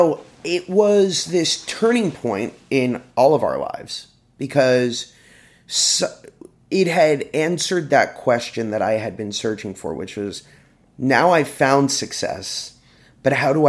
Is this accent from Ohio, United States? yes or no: yes; Cleveland, Ohio, United States; I'm from Cleveland.